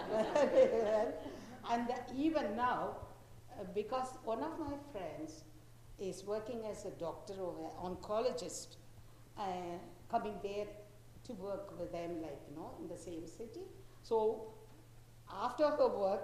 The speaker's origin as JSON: {"language": "English", "town": "Chennai", "region": "Tamil Nadu", "country": "India", "tie": "born or raised there", "also_born_or_lived": "South India", "said": "Actually, I was born in South, not in Chennai, but I studied in Chennai in my schooling, college, and the teacher training, and I was there after marriage also. I am in Chennai now."}